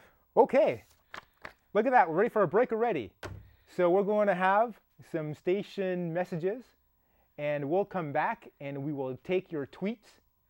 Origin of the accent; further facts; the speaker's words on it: Canada; now in United States; Canadians, which I'm a Canadian